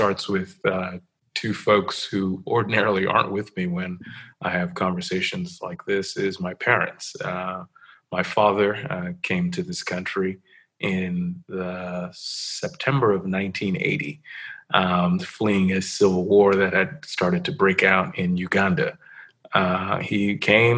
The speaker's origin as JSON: {"language": "English", "town": "New York City", "region": "New York", "country": "United States", "tie": "born or raised there", "said": "I grew up in New York City, was born and raised there"}